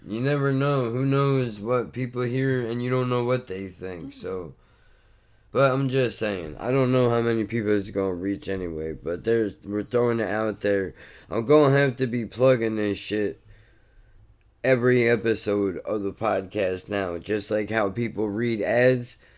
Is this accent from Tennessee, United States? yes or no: no; Ocean Gate, New Jersey, United States; Growing up in Ocean Gate